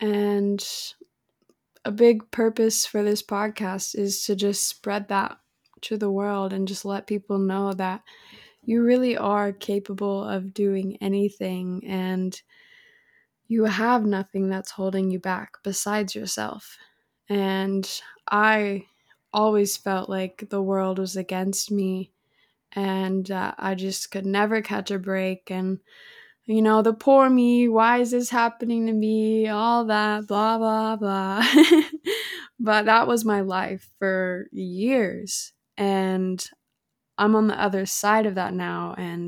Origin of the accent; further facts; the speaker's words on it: Salem, Illinois, United States; now in Arizona, United States; I am currently 21 years old, and I am from Salem, Illinois. I have been living out in Arizona for the last 2 years now, and I'm the girl that just constantly moved around all the time